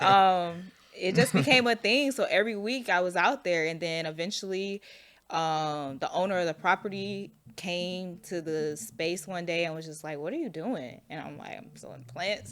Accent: Orlando, Florida, United States; also born or lived in Chicago / Jesup, Georgia; now in Atlanta, United States; I went from Orlando to Jessup

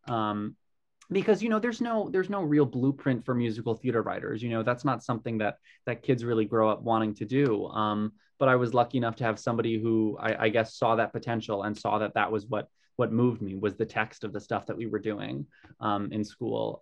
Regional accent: Long Island, New York, United States; I grew up on Long Island, which is, you know, a 40 minute train ride from the city

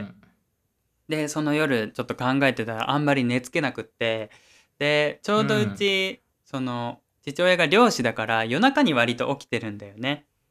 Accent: Oita, Japan; moved away; 俺の実家ね

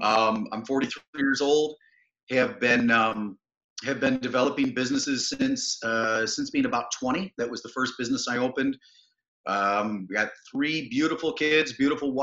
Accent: East Aurora, New York, United States; also born or lived in Colden, New York; Western New York, south of the Buffalo area. Townships of East Aurora and Colden, some nice communities.

